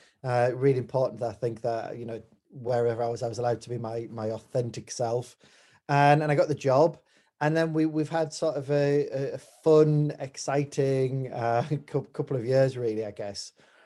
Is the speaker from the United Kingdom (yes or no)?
yes; Hartlepool, North East England, United Kingdom; moved away as an adult; now in Fleetwood, United Kingdom; I'm very much proud of my working class roots. I'm from Hartlepool in the Northeast.